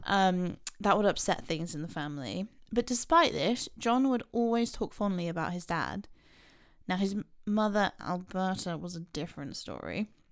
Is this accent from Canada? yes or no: no; England, United Kingdom; we're English